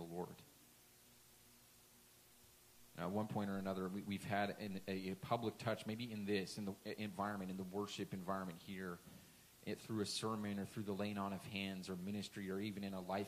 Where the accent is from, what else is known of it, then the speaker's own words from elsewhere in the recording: Washington, United States; moved away; went back home to my hometown, home state, that whole area in Washington